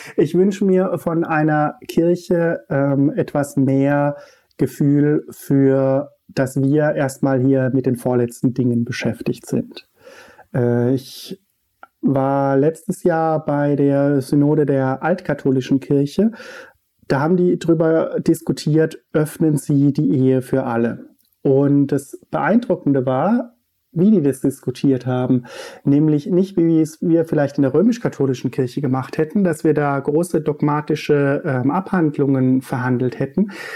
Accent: Untergrombach, Baden-Württemberg, Germany; moved away; wo ich herkomme, äh, in Untergrombach äh, auf dem Michaelsberg

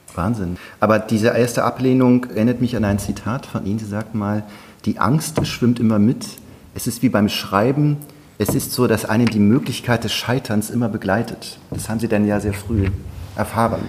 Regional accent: North Sea coast, Germany; now in Berlin, Germany; Ich bin ja an der Nordsee aufgewachsen

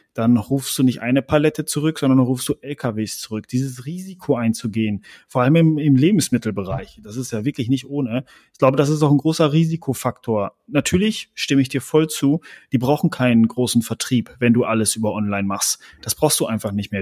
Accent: Germany; als Deutsche

